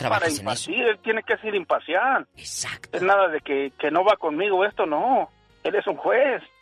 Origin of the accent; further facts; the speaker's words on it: Morelia, Michoacán, Mexico; moved away; also born or lived in near Santa Rosa; Yo soy de Morelia, Michoacán.